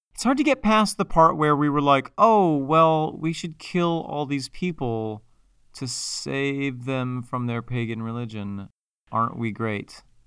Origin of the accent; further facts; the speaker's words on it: Mexico, New York, United States; my hometown